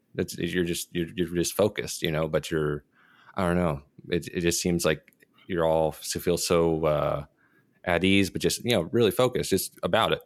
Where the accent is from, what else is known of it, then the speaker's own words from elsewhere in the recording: Dallas, Texas, United States; I'm from Dallas